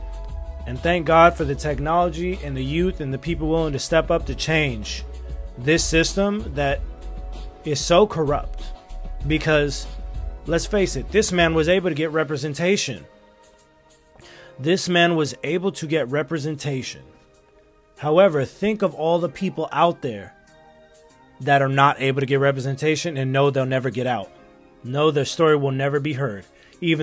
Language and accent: English; United States; as an American citizen, as someone who was born and raised in this country